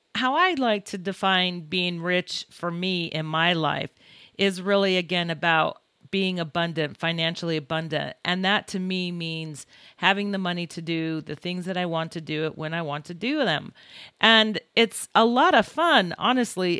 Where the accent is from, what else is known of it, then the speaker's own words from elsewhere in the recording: Utah, United States; also born or lived in Libertyville, Illinois; I was born in Libertyville, Illinois, and we moved to Utah when I was three years old, so I really didn't know the area